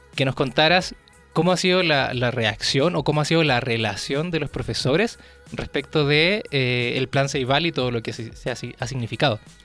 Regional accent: Chile; now in Mexico; yo soy chileno, vivo acá en México

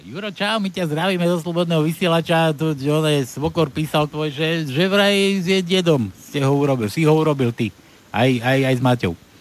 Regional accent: Trenčín, Trenčín Region, Slovakia; ja som z Trenčina pochádzam

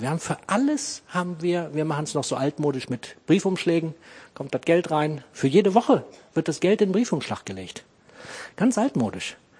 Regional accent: Clausthal-Zellerfeld, Lower Saxony, Germany; born or raised there

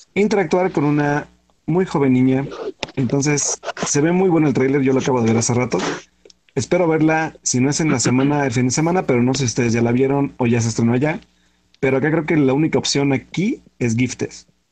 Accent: Pachuca, Hidalgo, Mexico; soy de Pachuca

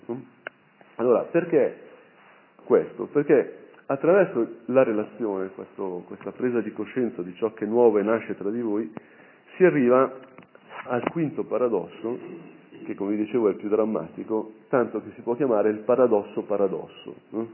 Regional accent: Brianza, Lombardy, Italy; da Brianzolo c'è sempre, diciamo, un certo attaccamento a tutta quella, quella, dimensione

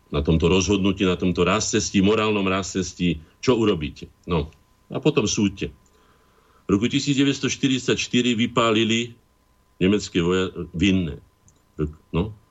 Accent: Slovakia; Takí sme my Slováci.

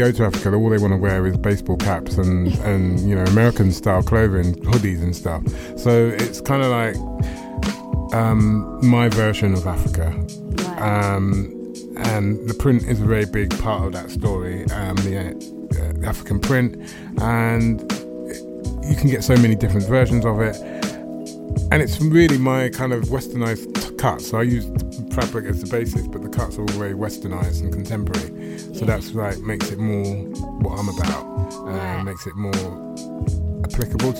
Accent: London, United Kingdom; I grew up in Hackney

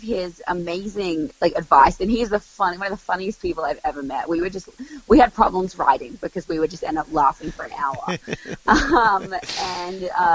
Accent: Melbourne, Victoria, Australia; I'm from Melbourne

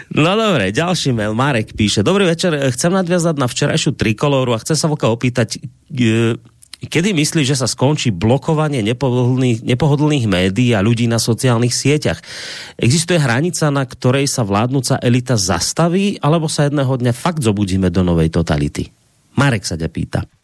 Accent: Slovakia; ja som proste Slovák, ja som na Slovensku doma, ja tu mám predkov

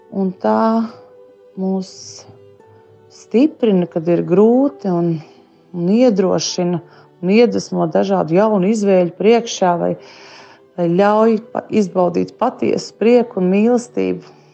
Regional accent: Sigulda, Sigulda Municipality, Latvia; Es esmu no Siguldas.

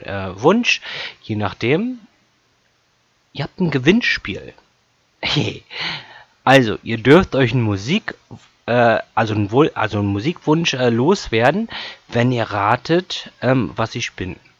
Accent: Lübeck, Schleswig-Holstein, Germany; ich komme aus Lübeck, bin 32 Jahre jung, ähm, lebe in der wunderschönen Hansestadt Lübeck.

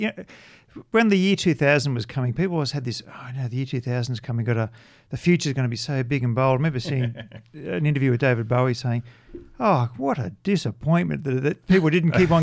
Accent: Australia; growing up in Australia.

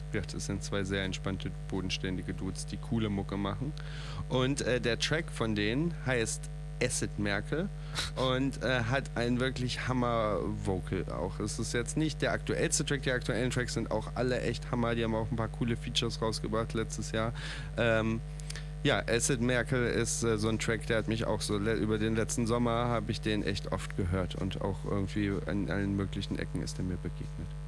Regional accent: North Rhine-Westphalia, Germany; ich komme ja auch aus Nordrhein-Westfalen.

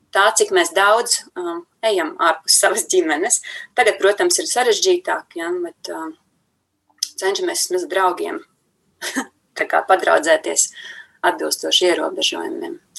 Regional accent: Latvia; mēs esam latvieši, ka mēs dzīvojam šajā brīnišķīgajā zemītē

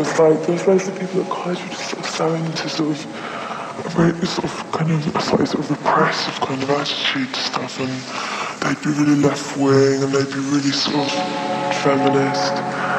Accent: Guildford, United Kingdom; And when I grew up in Guildford, sort of East London suburbs, and there was nothing to do, nothing to sort of really aspire to.

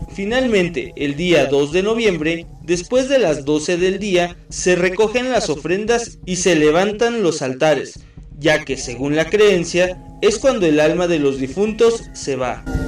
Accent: Mexico; nuestra identidad como mexicanos

